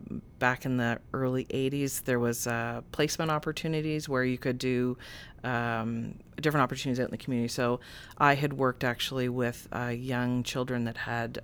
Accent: Oshawa, Ontario, Canada; Again, growing up in Oshawa, being fearful of how my parents, my friends, my family would react to that.

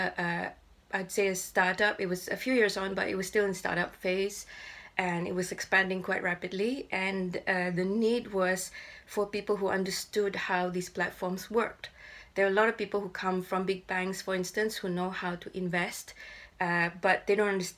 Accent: Ipoh, Perak, Malaysia; moved away as an adult; now in London, United Kingdom; I grew up in Ipoh, and I'm still in touch with my school friends

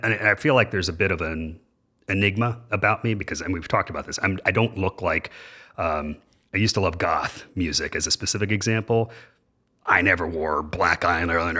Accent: Dayton, Ohio, United States; I was born and raised in Dayton, Ohio

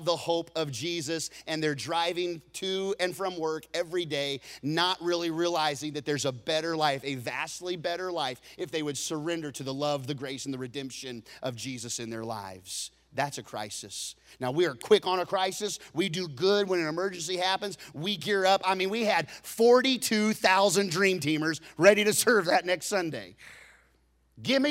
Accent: Texas, United States

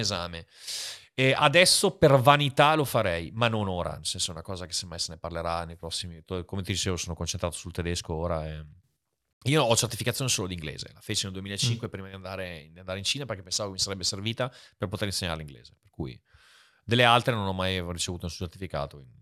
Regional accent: Italy; moved away as an adult; also born or lived in China; sono nato in Italia

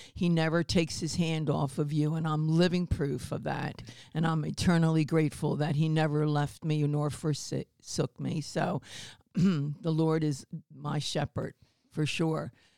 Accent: New Jersey, United States; also born or lived in Baltimore, Maryland; I'm originally from Baltimore, Maryland, and at ten we moved up to New Jersey, uh, South Jersey, Philadelphia area.

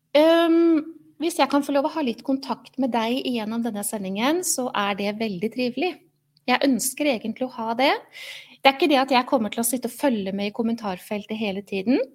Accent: Oslo, Norway; moved away as an adult; now in Halden, Norway; Selv er jeg ikke fra Halden, jeg er født og oppvokst i Oslo

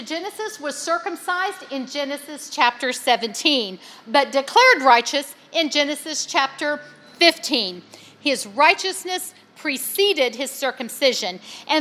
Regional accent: West Virginia, United States; my hometown in West Virginia

